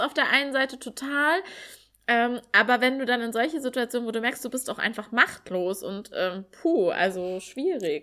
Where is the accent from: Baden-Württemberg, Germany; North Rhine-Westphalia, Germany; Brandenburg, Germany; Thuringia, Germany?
Thuringia, Germany; ich komme aus Thüringen